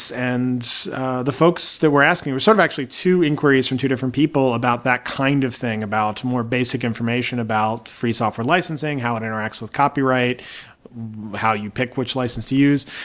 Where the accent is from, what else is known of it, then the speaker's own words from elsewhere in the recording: Baltimore, Maryland, United States; When I was growing up in Baltimore, there were two DJs